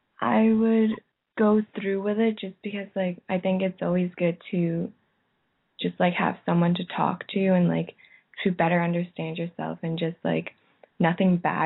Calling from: Ottawa, Ontario, Canada; I'm calling from Canada.

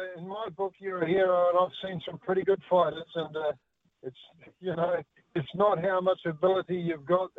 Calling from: Christchurch, Canterbury, New Zealand

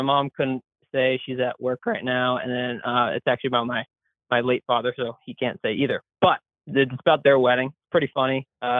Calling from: Massachusetts, United States; I'm from Southeast Mass, so the only part of Mass that, in my mind, really exists.

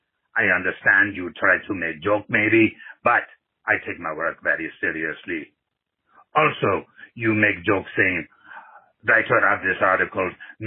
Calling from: Nigeria; English is a second language; from Nigeria.

